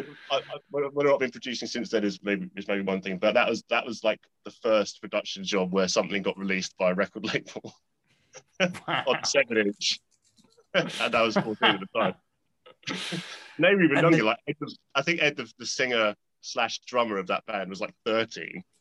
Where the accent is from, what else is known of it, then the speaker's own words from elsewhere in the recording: Kingston upon Thames, London, United Kingdom; I was growing up near Kingston